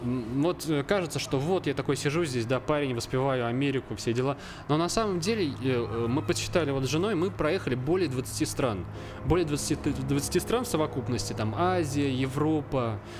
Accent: Obninsk, Kaluga Oblast, Russia; я родился в городе Обнинске, Калужской ага. области

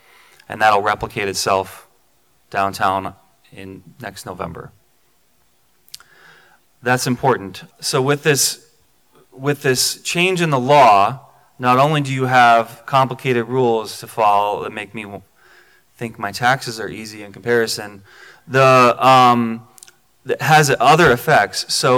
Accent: Maryland, United States; This is close to my heart because I'm from Maryland.

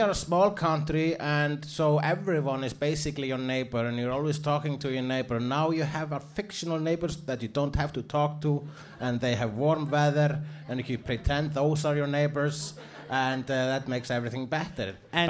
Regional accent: Iceland; I'm Icelandic.

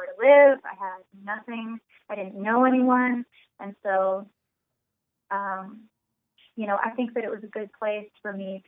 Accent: Austin, Texas, United States; No matter where I live, I'm always from Austin, Texas, as far as the band is. That's we're an Austin band.

